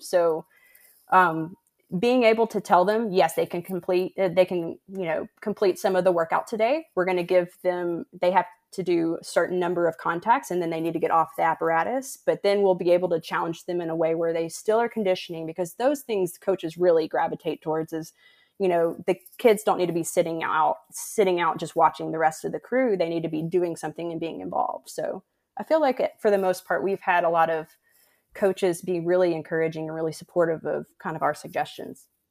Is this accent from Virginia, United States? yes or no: no; West Tennessee, United States; moved away as an adult; also born or lived in Arkansas / Utah / Memphis, Tennessee / Houston, Texas; now in Iowa, United States; I grew up in West Tennessee